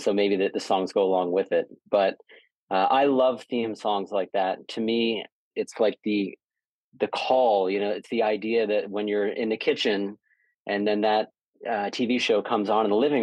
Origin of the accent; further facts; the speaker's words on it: Boca Raton, Florida, United States; also born or lived in Toronto, Canada; I was born in Toronto, moved to Boca Raton, Florida when I was 4 years old